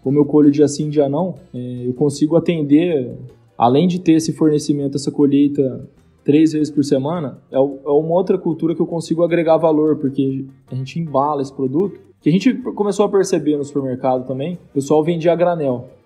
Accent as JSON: {"language": "Portuguese", "town": "São José do Rio Preto", "region": "São Paulo", "country": "Brazil", "also_born_or_lived": "Viçosa, Minas Gerais / United States", "said": "sou do interior de São Paulo, noroeste paulista, aqui de São José do Rio Preto"}